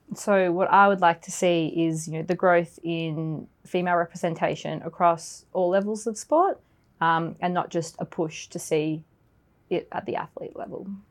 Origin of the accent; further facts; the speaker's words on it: Australia; moved away as an adult; now in London, United Kingdom; I'm originally from Australia, so I've been in the UK for about two years now